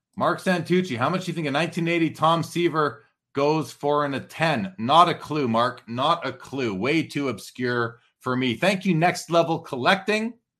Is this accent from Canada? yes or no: yes; Canada; as a Canadian